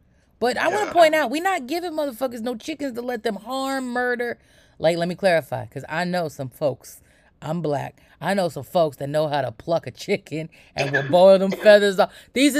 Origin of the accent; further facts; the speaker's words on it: New York, United States; I grew up in New York where people would keep pigeons on the roof.